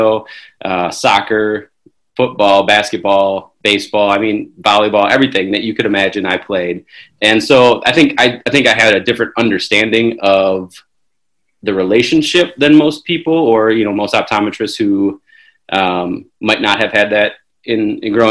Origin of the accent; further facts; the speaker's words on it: Wisconsin, United States; also born or lived in Chicago, Illinois; I was born in Chicago, raised in Wisconsin